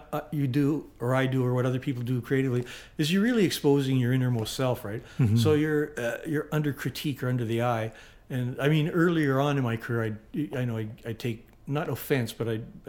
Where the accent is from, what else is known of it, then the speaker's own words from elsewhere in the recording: Winnipeg, Manitoba, Canada; moved away; I grew up in Winnipeg with his older brother